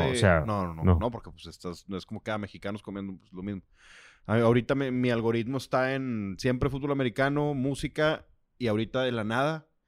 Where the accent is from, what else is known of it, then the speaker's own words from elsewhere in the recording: Basque Country, Spain; Yo soy vasco, vasco.